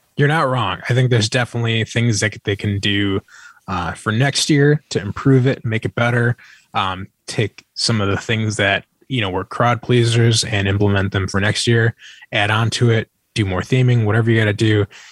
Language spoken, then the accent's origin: English; Chicago, Illinois, United States; I'm from Chicago